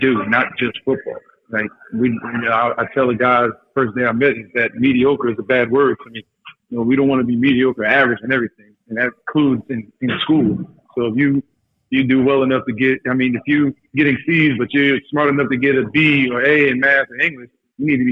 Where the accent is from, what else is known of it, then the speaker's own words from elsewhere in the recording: Montclair, New Jersey, United States; that's where we grew up in Montclair, in New Jersey.